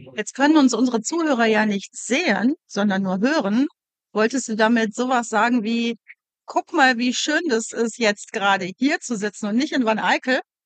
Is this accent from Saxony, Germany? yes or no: no; Wuppertal, North Rhine-Westphalia, Germany; moved away; ich bin aus Wuppertal